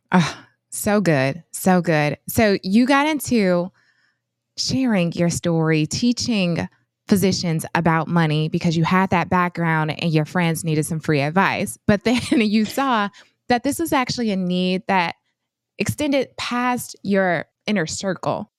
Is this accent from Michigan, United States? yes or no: yes; Flint, Michigan, United States; I hail from Flint, Michigan, and I grew up in a single parent household